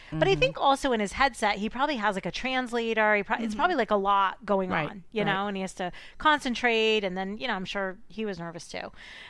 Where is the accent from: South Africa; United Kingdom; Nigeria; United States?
United Kingdom; Sorry, in the UK, they're called bank holidays. Sorry. You know me, I'm so British.